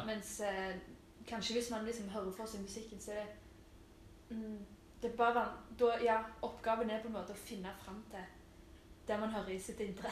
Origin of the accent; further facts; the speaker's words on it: Stavanger, Rogaland, Norway; moved away as an adult; now in Oslo, Norway; Jeg er jo fra Storhaug. Mm. Stavangers beste bydel